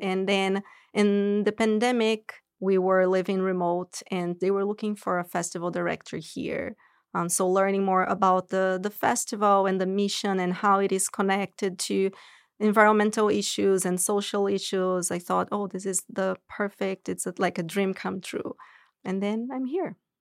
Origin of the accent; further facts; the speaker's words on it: São Paulo, Brazil; moved away as an adult; now in United States; I'm originally from Brazil, São Paulo, and I moved here to go to grad school